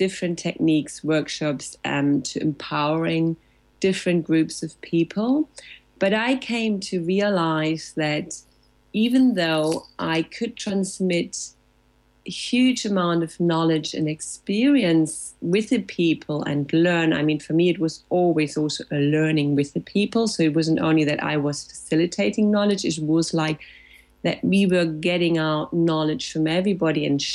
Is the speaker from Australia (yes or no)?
no; Germany; English is a second language; also born or lived in Latin America; now in Barcelona, Spain; I'm in Spain, in Barcelona, located since 11 years now, almost, yes, after having lived a couple of years in Latin America, but I'm originally from Germany.